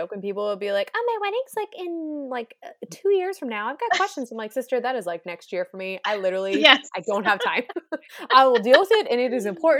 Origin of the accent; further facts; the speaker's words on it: West Coast, United States; young man, I'm from the West Coast. Okay. I've seen a whale or two.